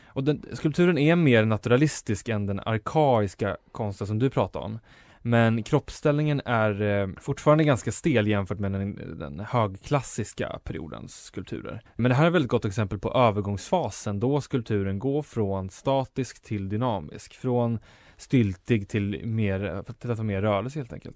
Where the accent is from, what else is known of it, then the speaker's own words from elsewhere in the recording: Enköping, Uppsala County, Sweden; min hemstad Enköping